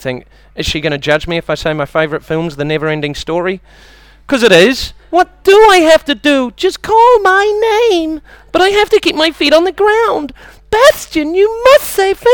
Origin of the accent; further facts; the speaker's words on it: New Zealand; moved away; I've got a bit of an accent. I'm from New Zealand